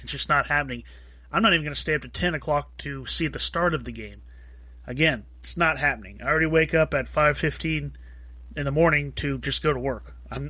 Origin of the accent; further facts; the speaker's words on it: Orlando, Florida, United States; Sorry, Magic, I know you're my hometown team